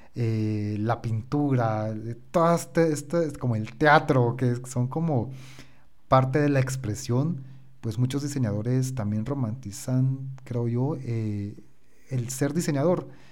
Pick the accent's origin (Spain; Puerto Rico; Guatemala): Guatemala; yo soy de Guatemala